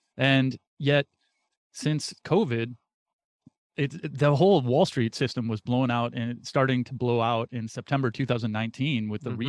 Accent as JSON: {"language": "English", "country": "United States", "tie": "born or raised there", "said": "being an American born into this country"}